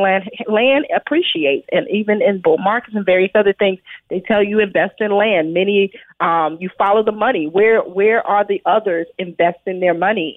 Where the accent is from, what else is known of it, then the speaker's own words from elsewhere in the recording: New York City, New York, United States; as a child, I grew up in Brooklyn, New York